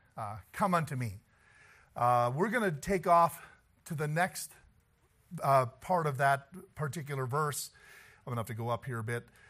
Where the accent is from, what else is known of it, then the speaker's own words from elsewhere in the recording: the South, United States; I'm from the South.